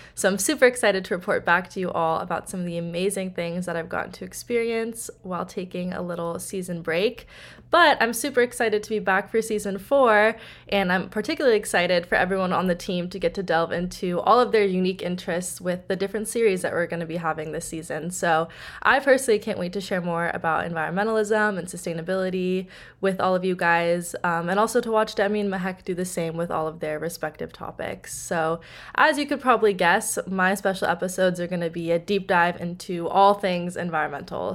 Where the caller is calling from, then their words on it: Berkeley, California, United States; I'm calling in from Berkeley, California